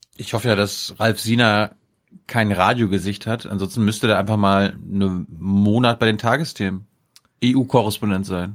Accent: Mecklenburg-Vorpommern, Germany; born or raised there; moved away

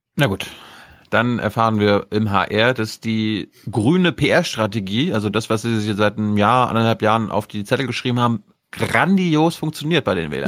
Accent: the North, Northern Germany, Germany; ich komme ja aus dem Norden

